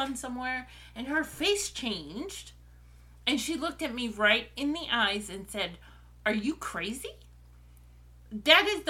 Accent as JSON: {"language": "English", "town": "New York City", "region": "New York", "country": "United States", "tie": "born or raised there", "also_born_or_lived": "Brooklyn", "said": "we moved from where I was born in Brooklyn to Queens when I was a few months old."}